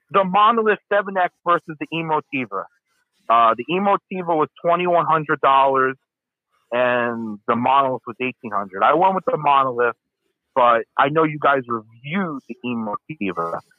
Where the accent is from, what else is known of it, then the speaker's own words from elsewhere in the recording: Long Island, New York, United States; I'm from Long Island, New York. Um, I I'm actually 21 years old